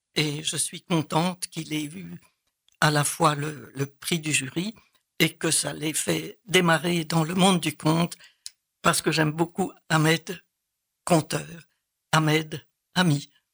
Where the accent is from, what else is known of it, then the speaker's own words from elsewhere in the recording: Soignies, Wallonia, Belgium; now in Liège, Belgium; je viens de Soigny, une petite ville dans l'est de la partie picarde de la Belgique